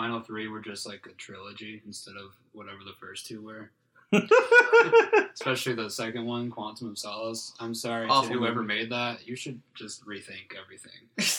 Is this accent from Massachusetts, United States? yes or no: no; Texas, United States; we're from Texas.